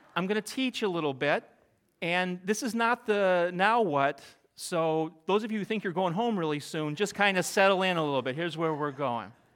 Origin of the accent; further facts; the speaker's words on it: Middle America, Midwest, United States; moved away as an adult; now in New England, United States; I grew up in Middle America